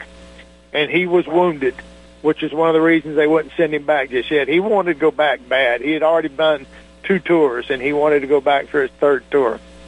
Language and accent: English; Tampa, Florida, United States; I was from Tampa, so I was close to home.